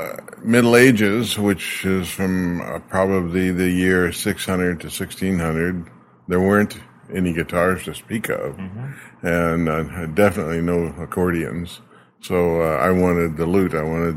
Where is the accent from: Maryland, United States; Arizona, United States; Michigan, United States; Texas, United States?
Arizona, United States; moved away as an adult; also born or lived in British Columbia, Canada; now in Saskatoon, Canada; Yeah, I was born in Arizona.